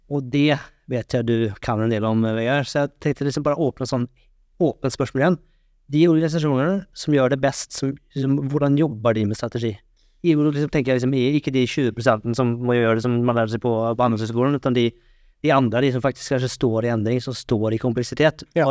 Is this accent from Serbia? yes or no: no; Norway